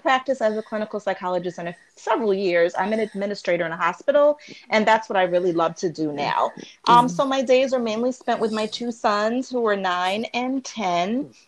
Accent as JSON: {"language": "English", "region": "Maryland", "country": "United States", "moved": "as an adult", "lives_now": "New York City, United States", "said": "So I live in New York City now, but I'm from Maryland. But I moved here for grad school in 2001"}